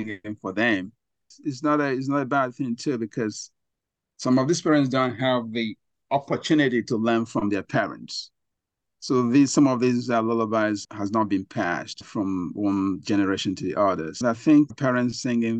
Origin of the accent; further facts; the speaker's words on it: Nigeria; moved away; I grew up in Africa, Nigeria